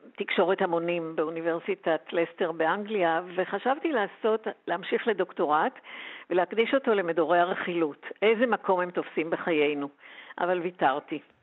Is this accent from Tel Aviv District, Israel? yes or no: yes; Tel Aviv, Tel Aviv District, Israel; גדלתי במרכז תל אביב